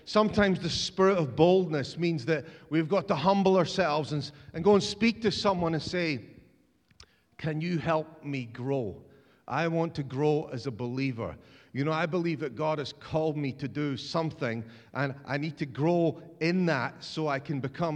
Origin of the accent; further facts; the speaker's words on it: Scotland, United Kingdom; as a Scotsman